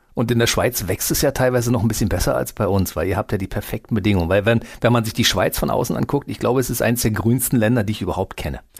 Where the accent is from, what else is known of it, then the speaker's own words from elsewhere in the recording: Berlin, Germany; ich bin in Berlin geboren in Deutschland